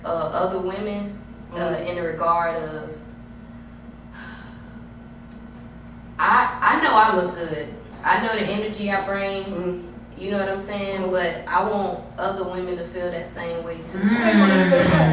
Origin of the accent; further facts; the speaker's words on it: Temple, United States; moved away; also born or lived in Georgia / Thomasville, Georgia / Clayton County, Georgia; I'm from Temple. I grew up in Temple.